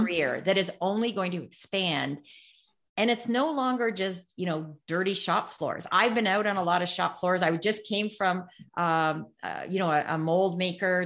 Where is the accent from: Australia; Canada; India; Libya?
Canada; this is being Canadian